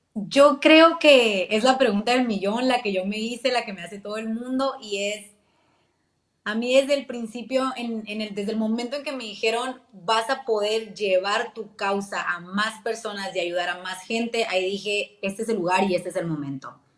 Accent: Hermosillo, Sonora, Mexico; Hermosillo, Sonora, orgullosamente de Villa de Ceres

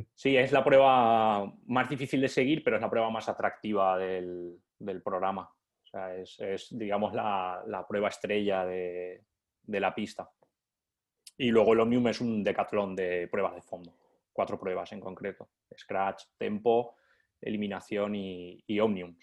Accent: interior of Valencia, Valencian Community, Spain; yo soy del interior de Valencia

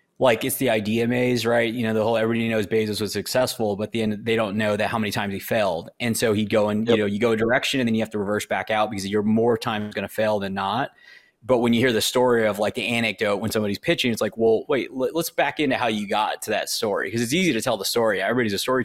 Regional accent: outside of San Antonio, Texas, United States; where I grew up, near, yeah, like outside of San Antonio

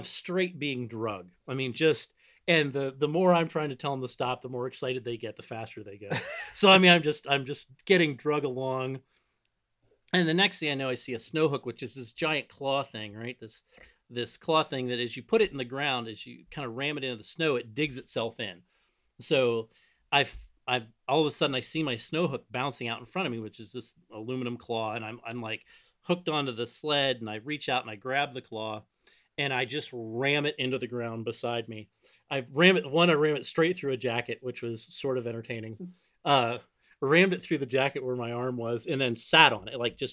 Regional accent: Northeast Ohio, United States; I grew up in Northeast Ohio

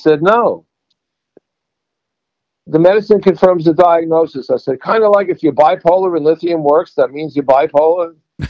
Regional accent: New York, United States; I don't know whether it's from being New Yorker or just being in my family.

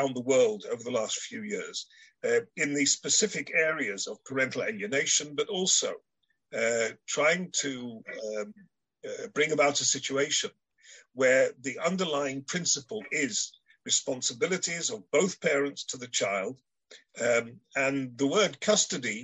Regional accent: Israel; I come from Israel

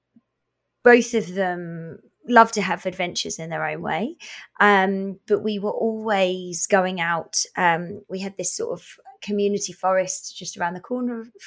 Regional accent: Essex, East of England, United Kingdom; now in Revelstoke, Canada; I grew up in our version of a province called Essex

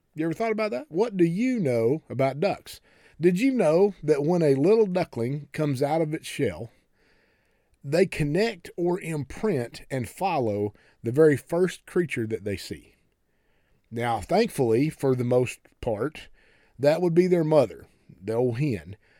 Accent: United States; we especially as American Christians

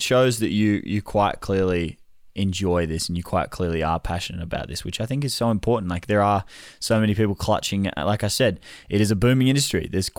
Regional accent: Melbourne, Victoria, Australia; You're from Melbourne. I'm from Melbourne.

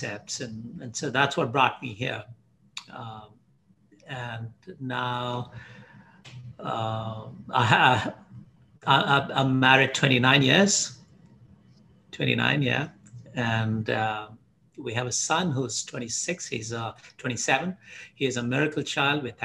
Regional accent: Hyderabad, Telangana, India; moved away as an adult; also born or lived in Mumbai, India / Dubai, United Arab Emirates / Bahrain; now in Canada; I grew up in Hyderabad in India

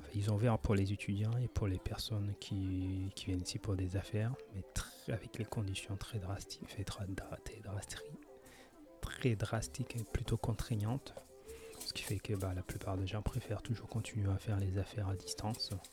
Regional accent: France; now in Japan; Je viens de la France avec un service public assez développé

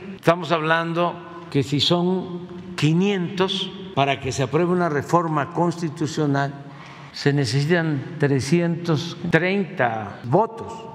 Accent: Tepetitán, Tabasco, Mexico; moved away; como se decía antes en Tepetán, mi pueblo

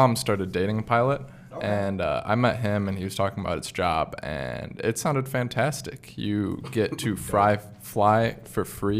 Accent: West Bloomfield, Michigan, United States; I'm from I grew up in West Bloomfield.

